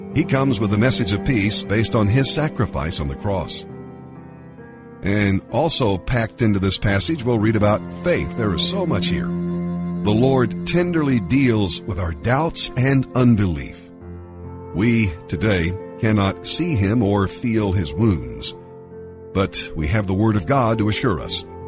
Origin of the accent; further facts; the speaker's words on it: Zanesville, Ohio, United States; moved away as an adult; now in Columbus, United States; I'm from Zanesville, Ohio, age 40. came to Columbus uh, about 10 years ago